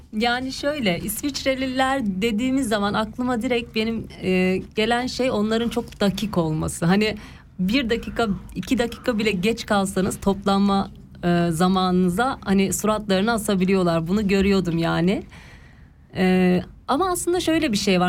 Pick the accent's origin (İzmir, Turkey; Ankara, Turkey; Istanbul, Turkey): Ankara, Turkey; moved away as an adult; now in Switzerland; ben e, doğma büyüme Ankaralıyım.